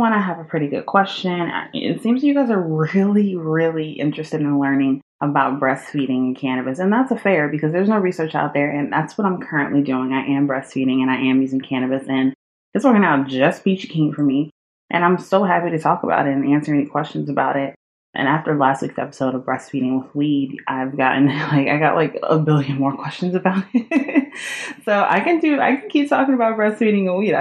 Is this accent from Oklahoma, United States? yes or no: no; Georgia, United States; born or raised there; also born or lived in New York; now in Los Angeles, United States